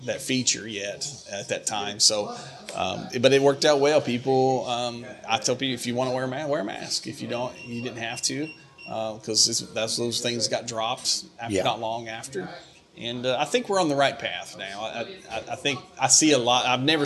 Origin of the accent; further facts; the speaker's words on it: Greene County, Kentucky, United States; now in Ashland, United States; I'm from Greene County